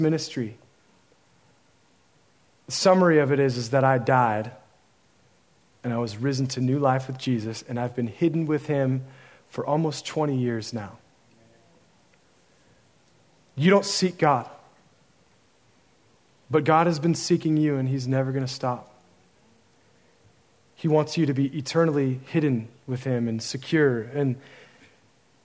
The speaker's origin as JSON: {"language": "English", "region": "Oregon", "country": "United States", "moved": "yes", "lives_now": "San Marcos, United States", "said": "I'm from Oregon"}